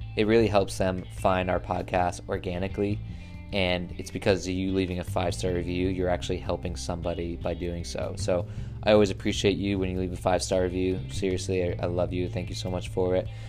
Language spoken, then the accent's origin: English; Connecticut, United States; moved away as an adult; also born or lived in Brooklyn, New York; I moved back from Brooklyn to Connecticut